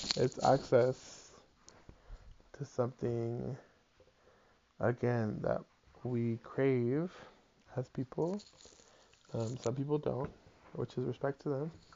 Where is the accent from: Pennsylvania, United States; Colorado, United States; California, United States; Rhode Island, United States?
Rhode Island, United States; Providence; I'm from Providence, Rhode Island, and like when I was growing up, you could find a three bedroom apartment for $800